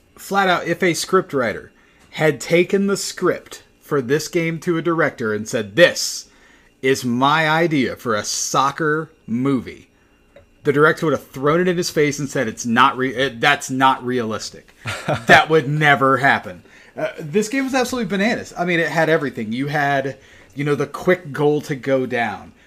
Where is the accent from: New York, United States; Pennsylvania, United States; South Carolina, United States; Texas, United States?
South Carolina, United States; Spartanburg; I grew up in Spartanburg, not a soccer town